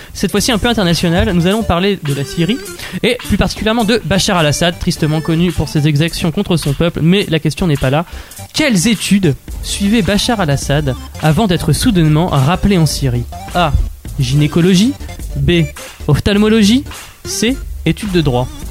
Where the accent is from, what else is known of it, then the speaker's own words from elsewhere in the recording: Normandy, France; je suis normand